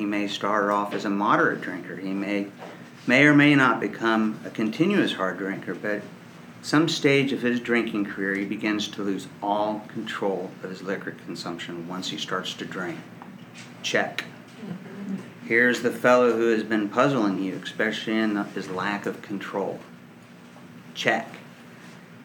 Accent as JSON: {"language": "English", "town": "Dallas", "region": "Texas", "country": "United States", "tie": "born or raised there", "said": "I was raised in Dallas, Texas"}